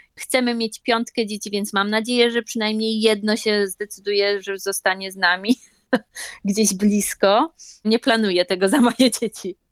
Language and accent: Polish; Poznań, Greater Poland, Poland; moved away as an adult; now in Okinawa, Japan; Ja jestem z Poznania